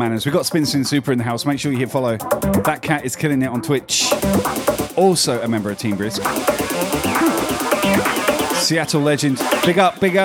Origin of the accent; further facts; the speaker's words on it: United Kingdom; moved away as an adult; now in Australia; British, because that's where I was born and spent, you know, half my life